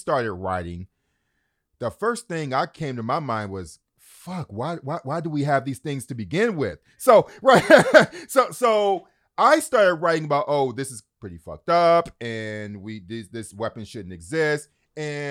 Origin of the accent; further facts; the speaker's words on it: Detroit, Michigan, United States; I grew up in Detroit